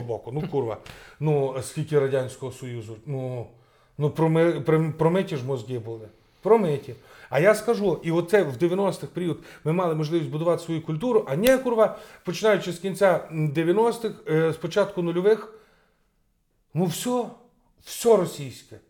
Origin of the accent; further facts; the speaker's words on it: Rivne Oblast, Ukraine; я з Рівненської області